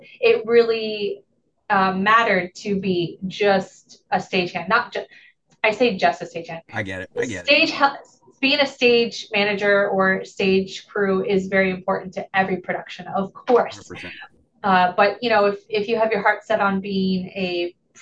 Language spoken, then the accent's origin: English; Kendallville, Indiana, United States; moved away; I went to East Noble High School in Kendallville, Indiana, which is Noble County.